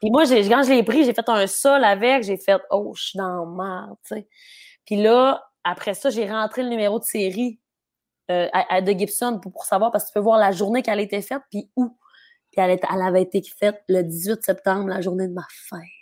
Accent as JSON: {"language": "French", "town": "Dolbeau-Mistassini", "region": "Quebec", "country": "Canada", "tie": "born or raised there", "said": "j'ai grandi à Mistassini. Je n'ai jamais habité à Dolbo."}